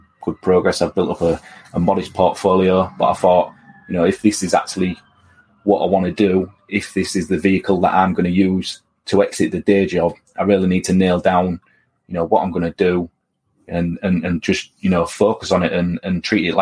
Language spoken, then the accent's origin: English; Hull, Yorkshire and the Humber, United Kingdom; moved away as an adult; also born or lived in Aberdeen; I was born and raised on the Preston Road Council Estate in Hull, which is in East Yorkshire